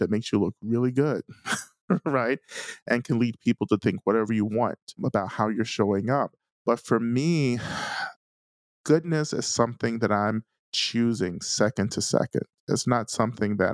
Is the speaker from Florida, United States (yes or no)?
no; North Georgia, United States; I'm a Black man who grew up in North Georgia in a small Black community.